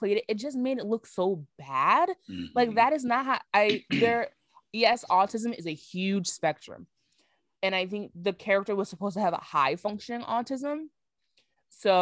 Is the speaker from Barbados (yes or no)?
yes; Barbados; I am from Barbados.